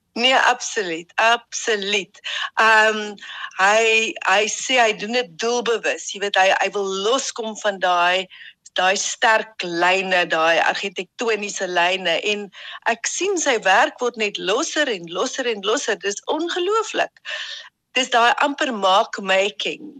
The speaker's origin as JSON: {"language": "Afrikaans", "town": "Ladysmith", "region": "KwaZulu-Natal", "country": "South Africa", "tie": "born or raised there", "moved": "yes", "said": "Jet, Karen en ek het in Ladysmith in KwaZulu-Natal groot geword"}